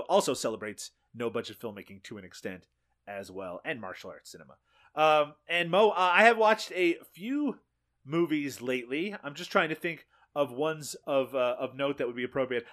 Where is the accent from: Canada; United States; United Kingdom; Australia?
Canada; Newfoundland and Labrador; moved away; I'm from Newfoundland, eh, here in Canada, uh, originally.